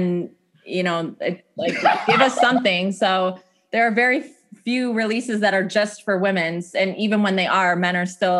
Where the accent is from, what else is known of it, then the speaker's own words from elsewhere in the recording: Addison, Illinois, United States; also born or lived in Chicago; grew up in the Northwest suburbs. I grew up in Addison